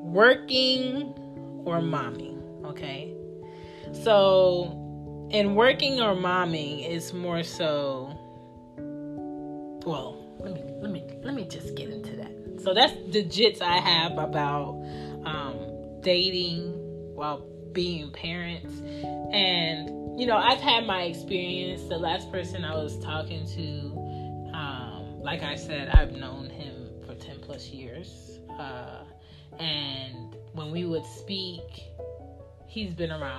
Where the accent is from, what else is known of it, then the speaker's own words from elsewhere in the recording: United States; we were born and raised in America